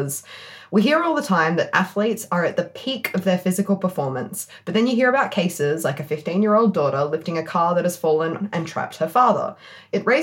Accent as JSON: {"language": "English", "town": "Perth", "region": "Western Australia", "country": "Australia", "accent": "Perth", "said": "That's my Perth accent"}